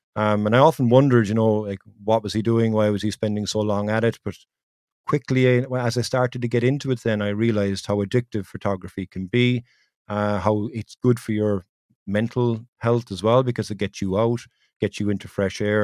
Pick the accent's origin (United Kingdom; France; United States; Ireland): Ireland; it's much easier for me to talk to somebody being from Ireland